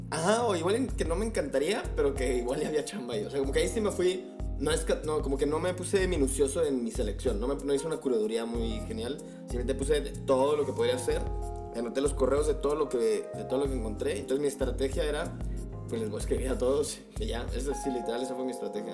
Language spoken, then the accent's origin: Spanish; Guadalajara, Jalisco, Mexico; moved away as an adult; now in Mexico City, Mexico; también soy de una perla, fíjate, güey. la perla tapatía.